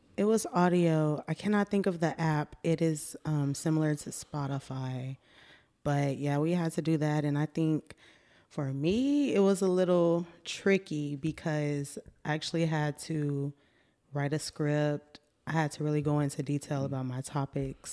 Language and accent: English; Austin, Texas, United States; also born or lived in Pflugerville, Texas; I'm born and raised in Austin